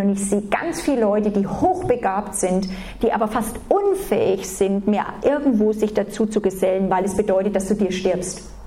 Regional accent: Germany; aufgewachsen sind, ganz normal, als Deutsche, so wie man halt als Deutsche erzogen

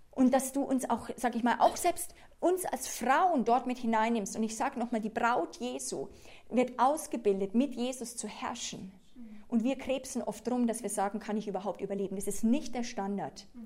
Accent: Switzerland; ich bin Anglerin, ich bin Schweizerin, ich bin Europäerin.

